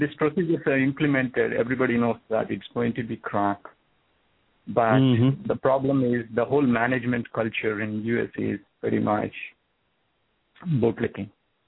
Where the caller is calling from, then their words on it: New Jersey, United States; from New Jersey.